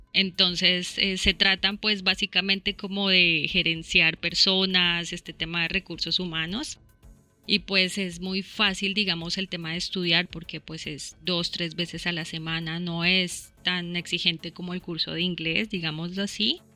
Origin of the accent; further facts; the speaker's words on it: Bogotá, Colombia; moved away as an adult; now in Australia; yo originalmente soy de Bogotá, Llevo aquí aproximadamente cinco años